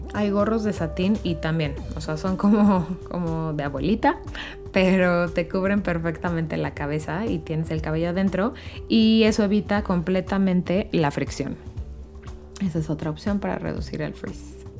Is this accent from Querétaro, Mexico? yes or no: yes; Querétaro, Mexico; Yo soy de Querétaro